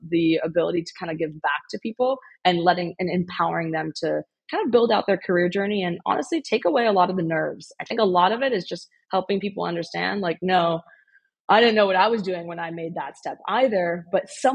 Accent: Bay Area, California, United States; also born or lived in Illinois; I grew up in the Bay Area

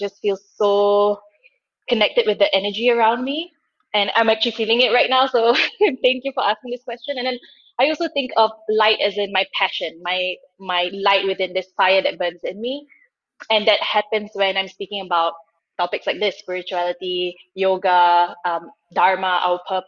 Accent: Singapore; moved away as an adult; now in Germany; I grew up in Singapore. I moved to Germany a couple of years ago

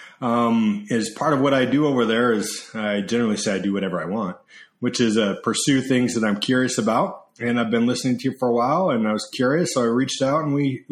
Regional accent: Sandy, Utah, United States; moved away as an adult; also born or lived in Atlanta, Georgia / Philadelphia, Pennsylvania; now in Southern California, United States; I grew up in Sandy, Utah, which is the suburbs of Salt Lake

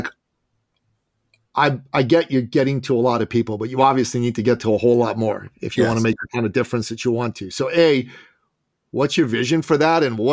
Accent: Iran; also born or lived in Washington, D.C.; now in Canada; I live in Canada. I'm from Iran originally.

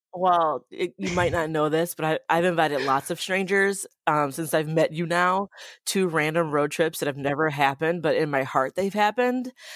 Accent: Boston, Massachusetts, United States; now in Madison, United States; I grew up in Boston

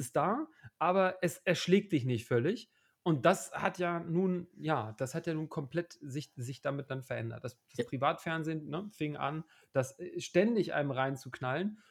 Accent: Hamburg, Germany; now in Leipzig, Germany; Ich, ich komme ja nicht, nicht, nicht uh, ursprünglich von hier, wie man vielleicht auch hört. Ähm, ja. Bin ja eigentlich aus Hamburg

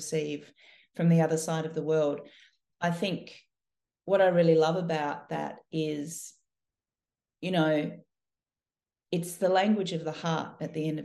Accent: Melbourne, Victoria, Australia; I was born and raised here in Melbourne. I've lived most of my life in Australia.

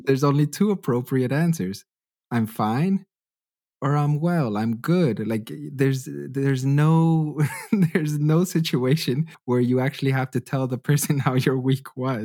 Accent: Western Canada, Canada; moved away as an adult; also born or lived in Hanover, Germany; now in Freiburg, Germany; I'm originally from Canada. I've been living in Germany for about six years now

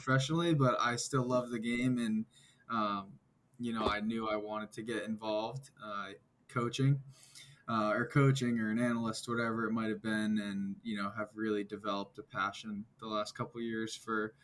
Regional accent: Hopkinton, Massachusetts, United States; I grew up around Babson in Hopkinton, Massachusetts, so about half hour west of Boston

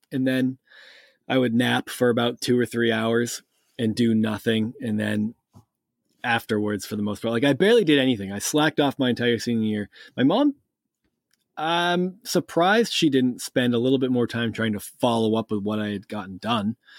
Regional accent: Massachusetts, United States; also born or lived in Cape Cod, Massachusetts; I grew up in New England. I'm from Massachusetts, and by from Massachusetts, I mean I still live in Massachusetts

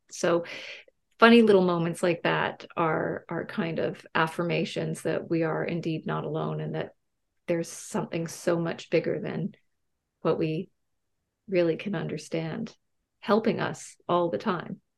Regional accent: Canada; I'm Canadian

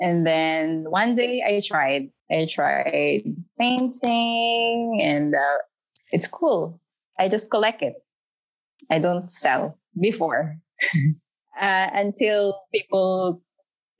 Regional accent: Philippines; moved away as an adult; now in United Arab Emirates; I'm from Philippines. And then I've been here in UAE for 5 days. 5 years, I mean.

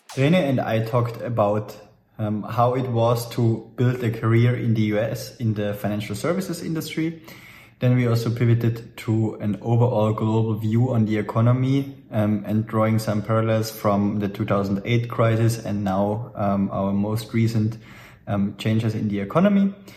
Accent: Tyrol, Austria; I'm from Tyrol and we also have the Alps

